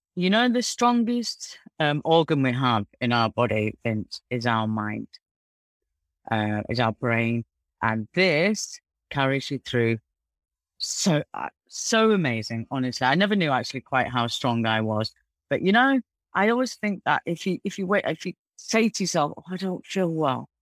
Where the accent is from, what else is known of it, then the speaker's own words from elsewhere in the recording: Manchester, North West England, United Kingdom; now in Dubai, United Arab Emirates; we were brought up in Mossad in Manchester